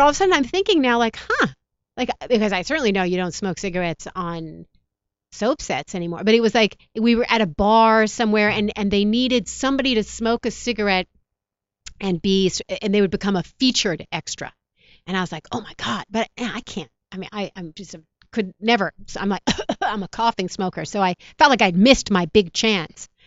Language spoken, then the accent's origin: English; New York, United States; moved away as an adult; now in Los Angeles, United States; I'm a New Yorker. So I was, I grew up and we got snow and we got rain.